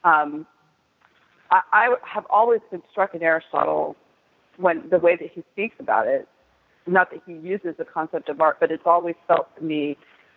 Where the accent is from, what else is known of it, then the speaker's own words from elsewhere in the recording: United States; we're American